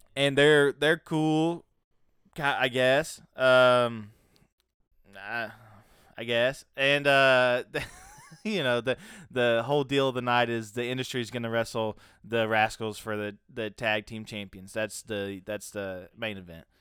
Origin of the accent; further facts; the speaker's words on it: the South, Tennessee, United States; I'm from the dirty South